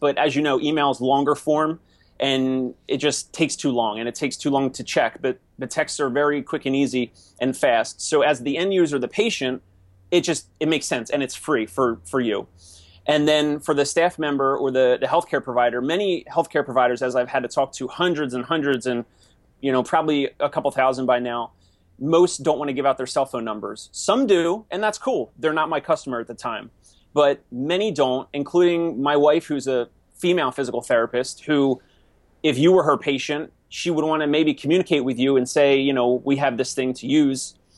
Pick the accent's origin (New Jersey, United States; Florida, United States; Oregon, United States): New Jersey, United States; Maple Shade; moved away as an adult; also born or lived in Philadelphia; now in New York City, United States; I'm from South Jersey, which in New Jersey we say South Jersey, we don't say New Jersey